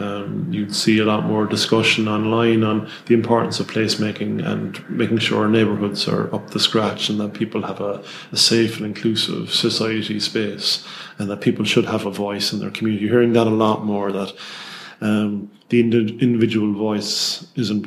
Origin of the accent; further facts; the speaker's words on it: Cork, Munster, Ireland; I'm born and bred in Ballinlock